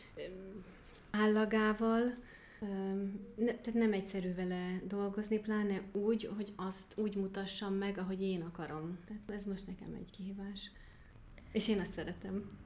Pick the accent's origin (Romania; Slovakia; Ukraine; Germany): Germany; near Stuttgart, Baden-Württemberg; Hungarian is a second language; also born or lived in Kakasd, Hungary / Decs, Hungary; now in Szekszárd, Hungary; Stuttgart mellett születtem, Németországban, Baden-Württembergben, és ott is nevelkedtem